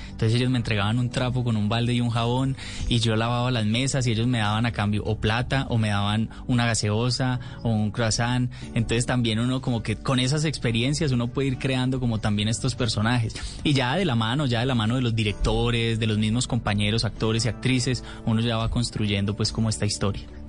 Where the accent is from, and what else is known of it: Medellín, Antioquia, Colombia; born or raised there